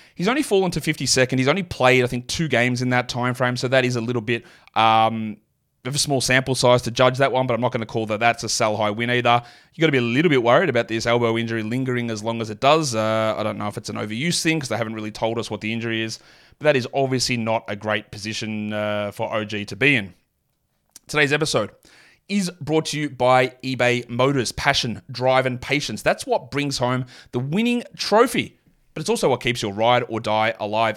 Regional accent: Australia; accent: Australian; my natural Australian accent

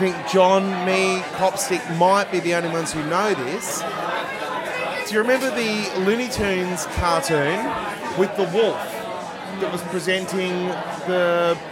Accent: Australia; I'm Australian

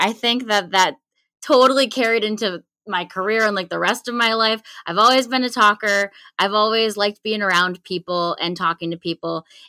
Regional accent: Lancaster, New York, United States; You got it. Lancaster, New York.

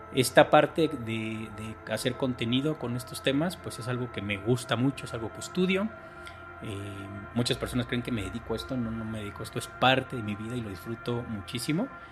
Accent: Mexico; soy mexicano, tengo 45 años

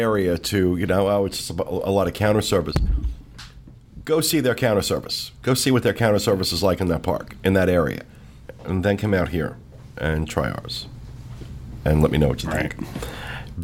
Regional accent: Asbury Park, New Jersey, United States; moved away; I grew up on the Jersey Shore

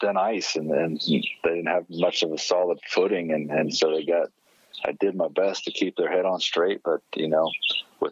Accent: Osborne, Kansas, United States; moved away as an adult; also born or lived in Manhattan, Kansas; now in Morgantown, United States; I grew up in Western Kansas, you know, it's so flat you could watch your dog run away for 2 days

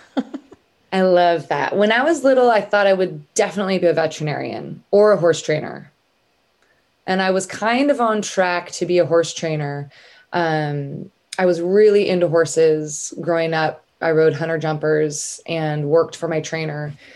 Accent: Northern California, United States; moved away as an adult; also born or lived in San Diego / San Francisco; now in Nashville, United States; I'm from Northern California. Um, and I lived there until I was 17.

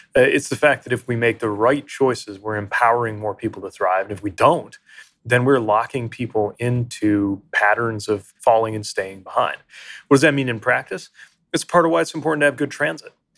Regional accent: South Bend, Indiana, United States; the community where I grew up in South Bend, Indiana

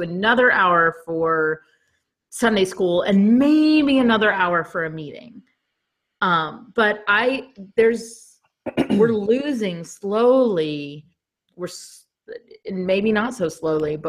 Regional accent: the South, United States; also born or lived in New York; now in Baltimore, United States; I grew up in the South

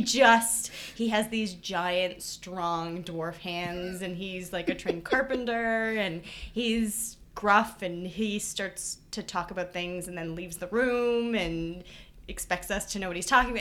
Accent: Toronto, Ontario, Canada; moved away as an adult; now in Hamilton, Canada; I am from Toronto

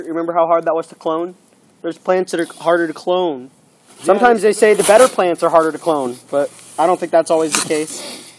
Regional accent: Texas, United States; moved away; I was raised in Texas

